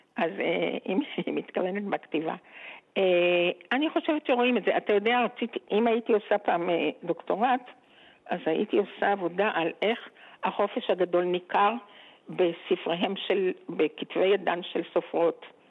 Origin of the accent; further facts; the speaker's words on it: Geva, Northern District, Israel; also born or lived in Jerusalem; אני גרתי בגבע. כלומר, עברנו מירושלים לגבע כשאבא שלי נפטר